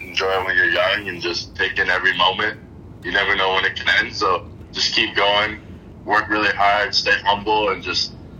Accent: Halifax, Nova Scotia, Canada; He's from the Dominican Republic, and once he moved to Canada, I was kind of born into the game.

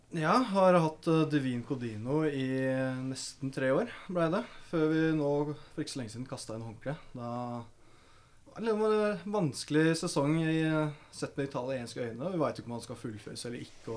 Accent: Lørenskog, Akershus, Norway; jeg er fra Lørenskog

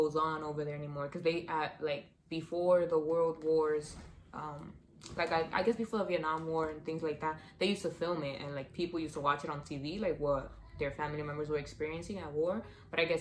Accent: New York City, New York, United States; we're from the Bronx.

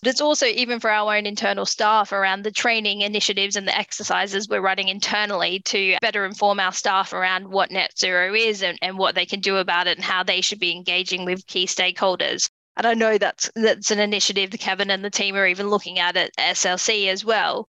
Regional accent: Australia; moved away; my home country in Australia

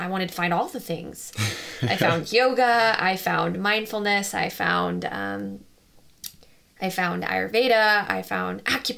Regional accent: Las Vegas, Nevada, United States; growing up in Las Vegas

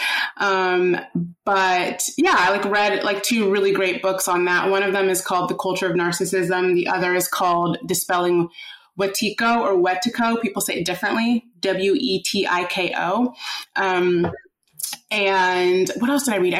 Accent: Midwest, United States; now in New York, United States; I grew up in the Midwest and I had just like really good friends growing up. And then I moved to New York

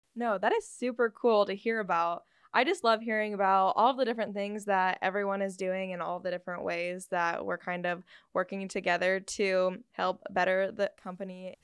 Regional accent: Iowa, United States; I'm also from Iowa

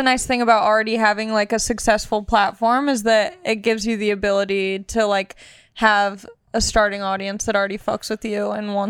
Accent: Long Beach, California, United States; I'm from Long Beach, California, born and raised. My whole family's from out here.

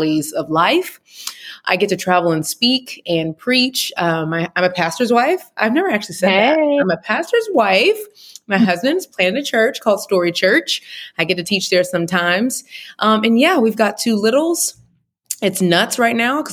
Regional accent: Houston, Texas, United States; moved away as an adult; also born or lived in Atlanta, Georgia; I'm originally from Houston

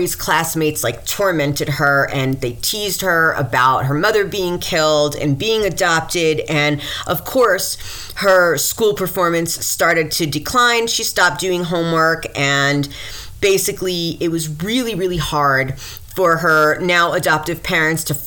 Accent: Mount Vernon, New York, United States; also born or lived in Westchester County, New York, United States; I'm from Mount Vernon

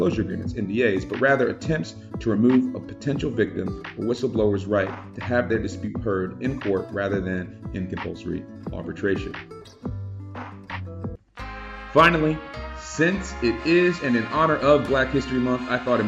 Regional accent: Columbia, South Carolina, United States; my hometown of Columbia, South Carolina

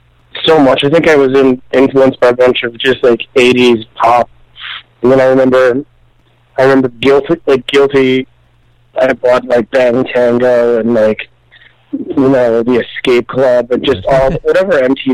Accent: Birmingham, Michigan, United States; Birmingham, Michigan, suburb of...

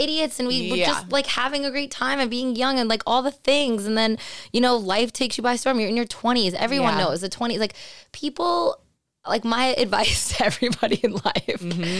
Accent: Long Island, New York, United States; accent: New York; moved away as an adult; also born or lived in Queens, New York; now in Los Angeles, United States; I was born in Queens, and then I moved to Long Island. Grew up there my whole life.

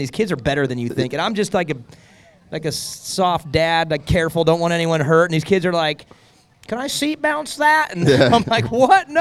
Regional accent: Sacramento area, Northern California, United States; moved away as an adult; now in Greenville, United States; I'm a Northern California, Sacramento area guy who just decided to throw a dart on the map and land in Greenville, South Carolina

